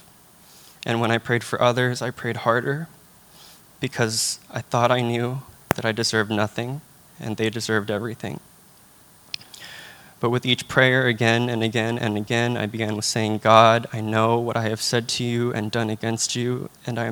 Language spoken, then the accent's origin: English; Union City, California, United States; moved away as an adult; I'm from Union City, California, which is very close to San Francisco.